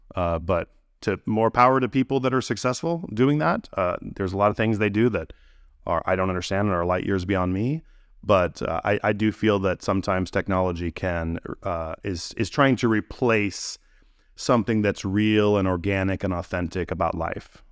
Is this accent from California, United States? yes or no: yes; Gilroy, California, United States; I grew up in California, in, um, in a town called Gilroy